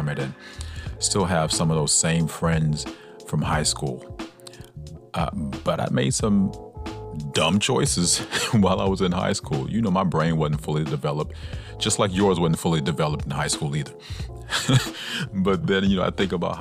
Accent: Atlanta, Georgia, United States; I'm from Atlanta, Georgia

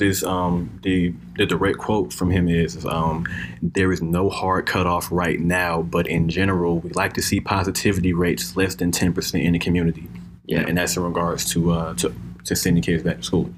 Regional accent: United States; we as Americans, we as American citizens

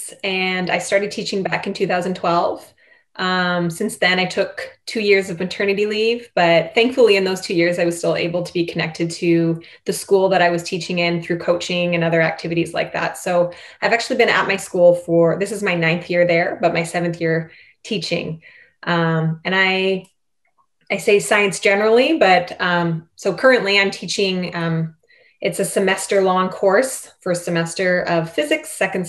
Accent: Canada; accent: Canadian; my Canadian accent

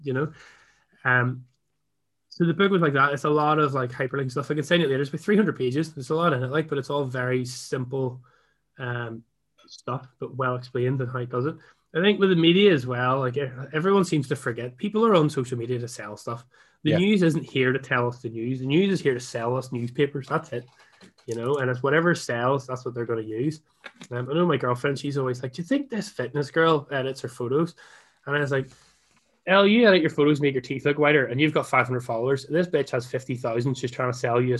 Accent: Ireland; I'm Irish

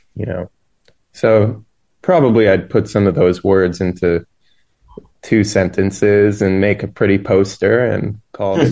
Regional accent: New York, United States; I grew up in New York, and there's this festival here each year called Winter Jazz Fest

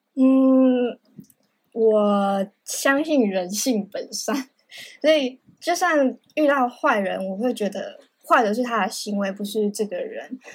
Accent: Taiwan; 我是台湾人

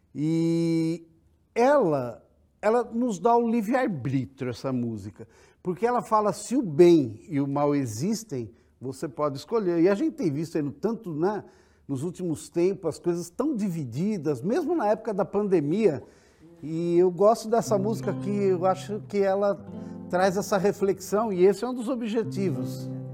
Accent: São Carlos, São Paulo, Brazil; lá em São Carlos, eu sou de São Carlos, eu escolhi engenharia

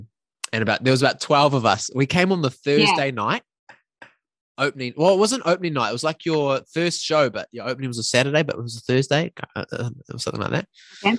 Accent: New Zealand; Like I'm a teacher, but my hometown is about 2 hours away from Auckland. So I've had that similar of leaving home, family all at home, living in this new city, creating new friendships and family.

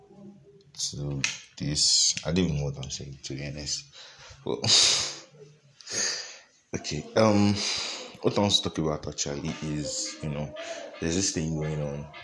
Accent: Nigeria; As a Nigerian

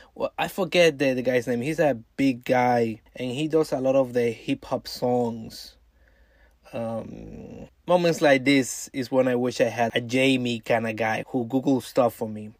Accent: New York, United States; my home state of New York

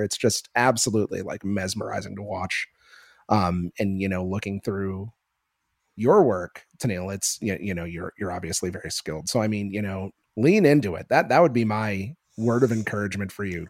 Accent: Northeast, United States; moved away as an adult; now in Las Vegas, United States; growing up in the Northeast, it's been very surreal living here

